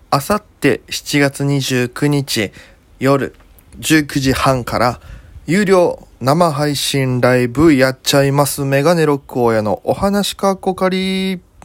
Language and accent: Japanese; Okinawa, Japan; moved away as an adult; now in Tokyo, Japan; 沖縄からも見れます。僕の、お生まれ育ったね。